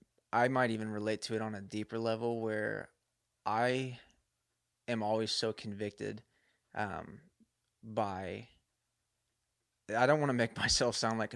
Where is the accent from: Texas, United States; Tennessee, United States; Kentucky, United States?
Kentucky, United States; Louisville; I usually claim Louisville, Kentucky.